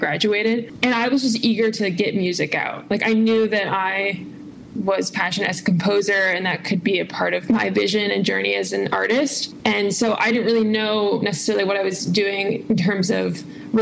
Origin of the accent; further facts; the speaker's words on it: Southern California, United States; also born or lived in Durham, North Carolina / Chicago; spent most of my upbringing in Southern California